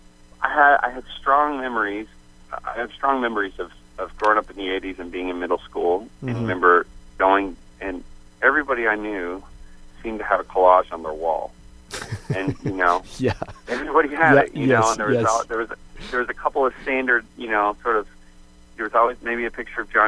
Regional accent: St. John's, Newfoundland and Labrador, Canada; moved away as an adult; also born or lived in Phoenix, Arizona; I grew up in St. John's and moved to Arizona when I was 20

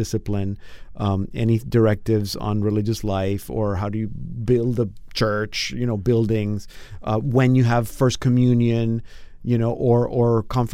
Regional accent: Panama; moved away; I grew up in Panama

